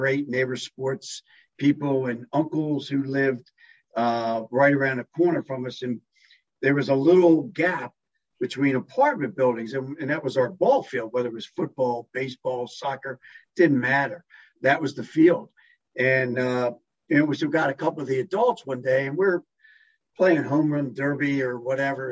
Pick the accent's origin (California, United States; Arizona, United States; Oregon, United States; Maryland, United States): Maryland, United States; Catonsville; it's a close-knit community, and it was a great place, certainly a great place to grow up